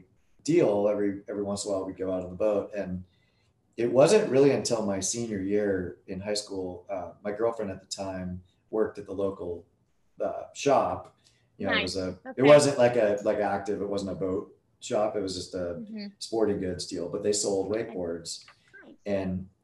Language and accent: English; Nevada City, California, United States; now in Carlsbad, United States; I grew up in Northern California, this little town called Nevada City.